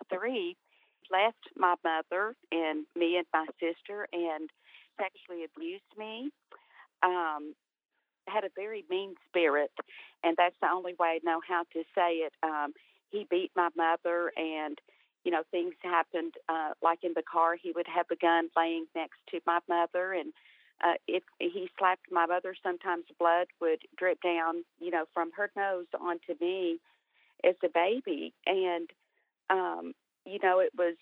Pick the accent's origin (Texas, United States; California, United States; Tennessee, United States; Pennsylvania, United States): Texas, United States; I was born in Texas and grew up in Texas